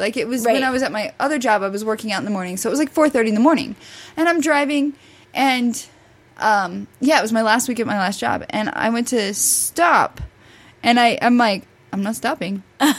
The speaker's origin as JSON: {"language": "English", "region": "Missouri", "country": "United States", "tie": "born or raised there", "said": "grew up in Missouri. We had trees everywhere."}